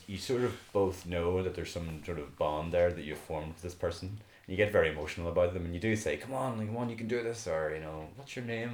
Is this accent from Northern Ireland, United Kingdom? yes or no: yes; Belfast, Northern Ireland, United Kingdom; now in Dublin, Ireland; I was originally from Belfast, moved to Dublin